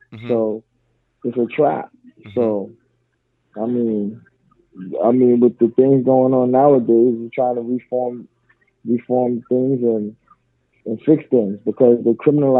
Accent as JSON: {"language": "English", "town": "New York City", "region": "New York", "country": "United States", "tie": "born or raised there", "also_born_or_lived": "Staten Island / East Flatbush, Brooklyn / Far Rockaway, Queens", "moved": "as an adult", "said": "Staten Island's not a place for me no more. I was born there. Mm-hmm. And even I was raised in East Flatbush and Far Rockaway, then moved back to Staten Island."}